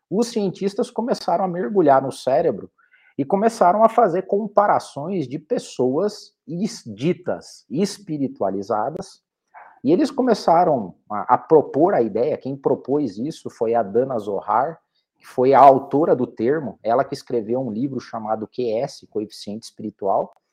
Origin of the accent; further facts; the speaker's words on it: Curitiba, Paraná, Brazil; eu sou aqui de Curitiba, nascido e criado, já andei por outras cidades, trabalhei para fora também, mas eu sou de Curitiba também